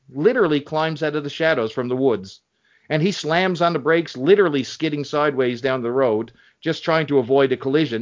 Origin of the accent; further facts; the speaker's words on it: Canada; So I'm Canadian too